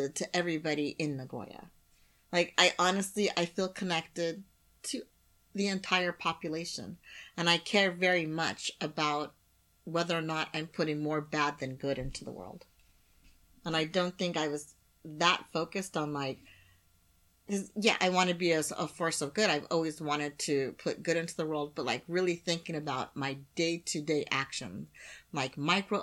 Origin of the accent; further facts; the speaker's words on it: United States; first language English; moved away as an adult; now in Japan; I'm American